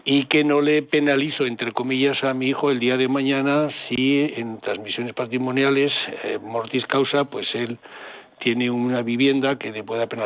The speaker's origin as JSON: {"language": "Spanish", "town": "Teruel", "region": "Aragon", "country": "Spain", "said": "Los que somos de Teruel, porque cuando hace aquí Mire, si sé que existe que cuando aquí se caen los, pajos, los, pájaros los árboles de calor, yo me voy a Teruel."}